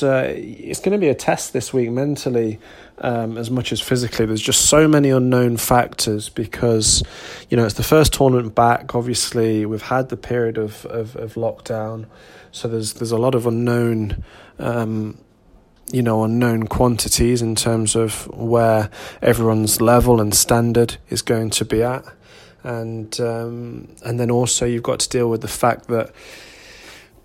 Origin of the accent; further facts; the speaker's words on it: England, United Kingdom; as English players playing in this event, because we don't have far to travel